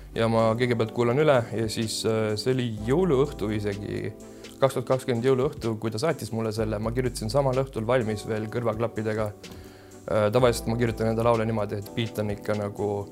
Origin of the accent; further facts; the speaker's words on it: Germany; now in Estonia; ma olen tegelikult Saksamaalt pärit ja siis äh, seal kasvasin suures osas üles